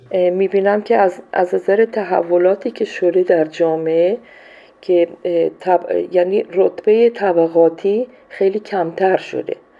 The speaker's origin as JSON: {"language": "Persian", "country": "Iran", "also_born_or_lived": "Colombia / Peru", "moved": "as an adult", "lives_now": "Ecuador", "said": "من از سال 76 از ایران بیرون اومدم و رفتم کلمبیا بعد از اون رفتم پرو بعدش هم اکوادور هستم"}